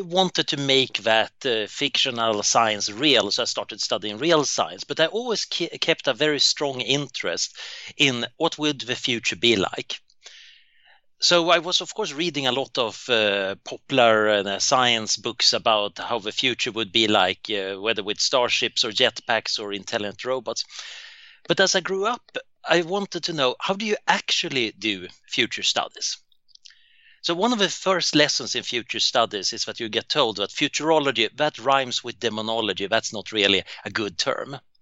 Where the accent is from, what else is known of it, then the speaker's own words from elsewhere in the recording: Sweden; So, I grew up in Sweden in the 1970s, and it was pretty boring